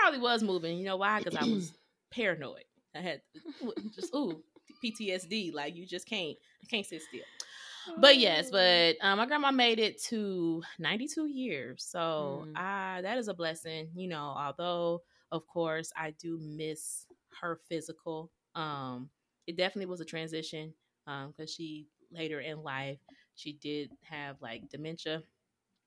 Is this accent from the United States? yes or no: yes; Houston, Texas, United States; I was born in Texas, H-Town